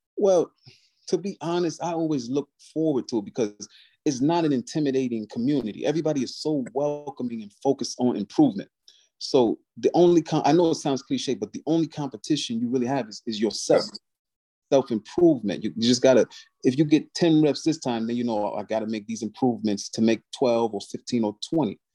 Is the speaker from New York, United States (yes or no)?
yes; Albany, New York, United States; I was born and raised in Albany, New York.